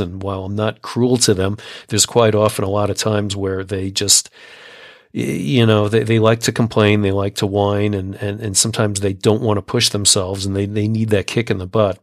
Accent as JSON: {"language": "English", "country": "United States", "also_born_or_lived": "Colorado", "said": "as an American"}